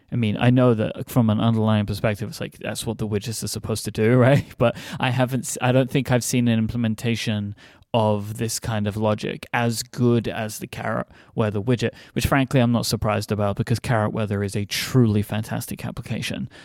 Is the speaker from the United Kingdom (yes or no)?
yes; United Kingdom; as a British person